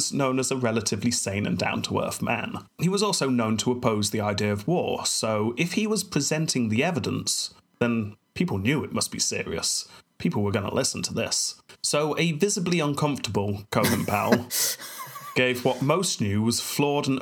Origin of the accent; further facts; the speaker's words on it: United Kingdom; I'm British